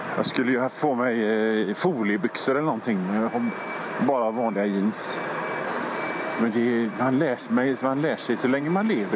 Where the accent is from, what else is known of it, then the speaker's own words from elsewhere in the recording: Gothenburg, Västra Götaland, Sweden; gamla vanliga, enkla Göteborg, där jag kommer ifrån